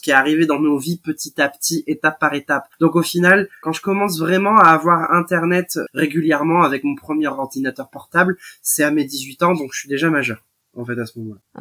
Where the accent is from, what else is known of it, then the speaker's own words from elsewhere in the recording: Royan, Nouvelle-Aquitaine, France; mon lycée de, de, Royan. Hein, je suis originaire de Royan.